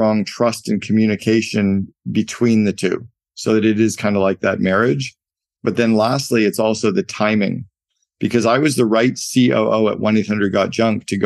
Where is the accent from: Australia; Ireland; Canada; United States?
Canada; I grew up in Canada and we played a lot of hockey